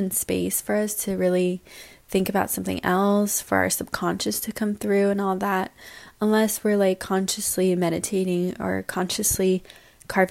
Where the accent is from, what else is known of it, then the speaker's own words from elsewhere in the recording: San Francisco, California, United States; moved away as an adult; also born or lived in Salt Lake City / Vietnam; now in New York, United States; I grew up in San Francisco